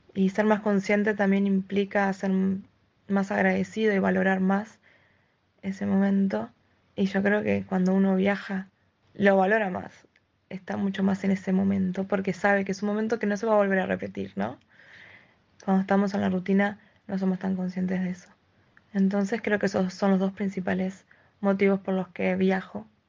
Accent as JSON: {"language": "Spanish", "country": "Uruguay", "said": "soy de Uruguay"}